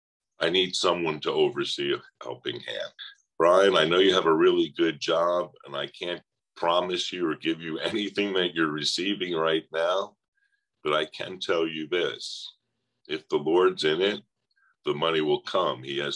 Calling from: Sarasota, Florida, United States; I'm down in Siesta Key, Florida in Sarasota.

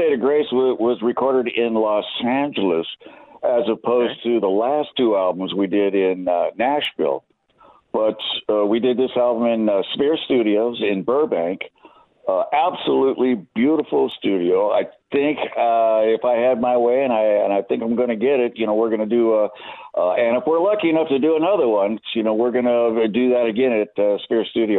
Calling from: London, United Kingdom; I'm in London. I live in London, and I'm looking at clear blue skies, about 72 degrees.

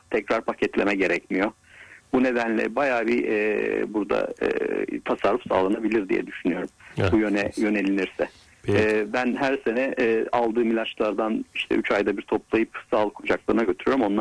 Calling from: İzmir, Turkey

